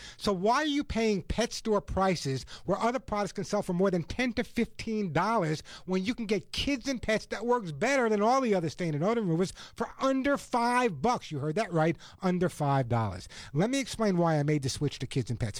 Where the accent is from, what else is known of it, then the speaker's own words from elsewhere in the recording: Long Island, New York, United States; When I was a kid, I grew up on Long Island